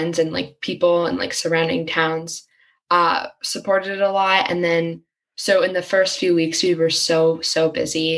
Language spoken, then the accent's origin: English; Bernardsville, New Jersey, United States; we live in a town, or I'm from Bernardsville. So we live in a town that has a lot of privilege